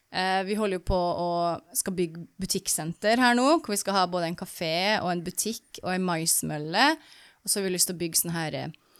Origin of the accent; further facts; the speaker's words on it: Norway; moved away; jeg som nordmann